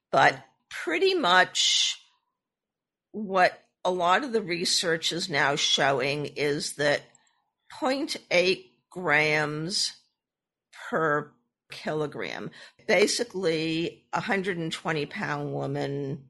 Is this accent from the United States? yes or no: yes; Boston, Massachusetts, United States; I was born and raised in the Boston area.